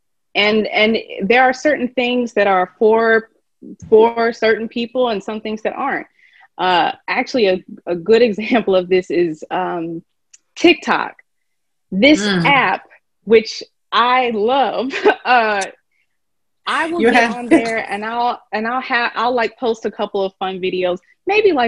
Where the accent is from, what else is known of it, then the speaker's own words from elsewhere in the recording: Kentucky, United States; moved away; I'm from Kentucky, and I taught just a little bit there.